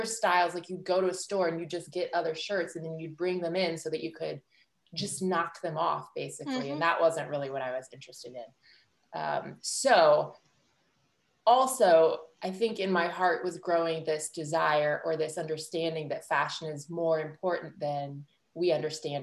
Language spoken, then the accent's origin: English; Illinois, United States; moved away as an adult; also born or lived in New York; I grew up in Illinois